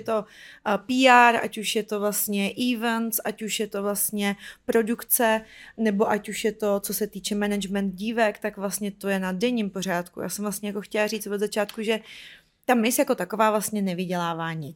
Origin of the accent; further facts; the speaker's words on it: Ukraine; now in Czech Republic; že jsem Ukrajinka, přestěhovala jsem do Česka